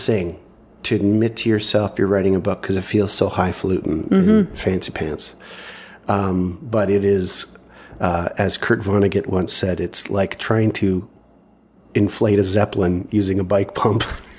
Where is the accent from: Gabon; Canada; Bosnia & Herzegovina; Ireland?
Canada; being a Canadian author